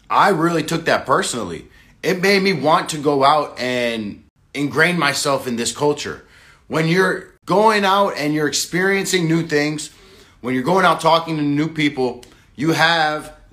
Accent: Massachusetts, United States; born there; also born or lived in Florida / California / South Dakota; For me, I was born in America, uh, Massachusetts, down to Florida, down to Los Angeles, or down to California, all the way up to South Dakota.

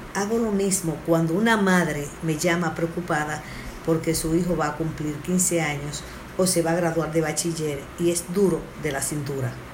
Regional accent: Dominican Republic; Somos un país caribeño

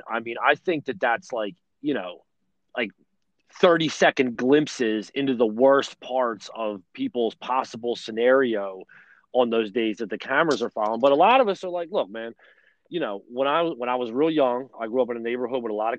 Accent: Delaware County, near Philadelphia, Pennsylvania, United States; I grew up in Delaware County. I grew up in the shadows of the Philadelphia airport. You can't live no closer to the airport than I grew up.

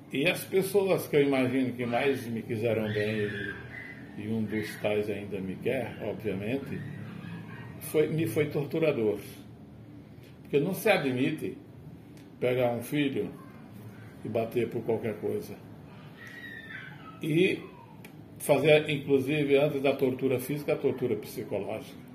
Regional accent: São José do Campestre, Rio Grande do Norte, Brazil; Não, nasci no interior. Eu sou interiorano é, de um município da região agreste, do Agreste Potiguar, São José do Campestre. Mas eu nasci no campo, sou de origem camponesa, é, é, no meio rural onde havia muita dificuldade.

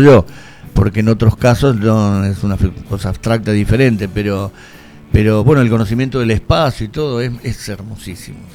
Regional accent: Lavallol, Buenos Aires Province, Argentina; estábamos en Lavallol, yo nací en Lavallol

